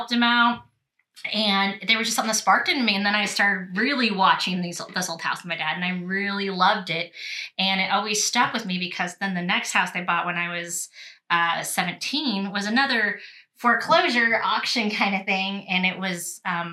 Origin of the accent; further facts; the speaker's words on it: Lincoln, Nebraska, United States; I'm technically right from this city, so Lincoln, Nebraska, and the surrounding towns. So, like, I grew up in Lincoln and Douglas and Firth and Roca